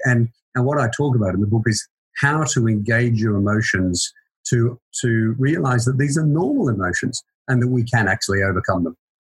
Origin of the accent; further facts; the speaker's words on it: Queensland, Australia; moved away as an adult; also born or lived in Melbourne, Victoria, Australia; now in United Kingdom; I'm Australian, so I was born in in Melbourne. I've been here for about 21 years. Uh, I went to school in Queensland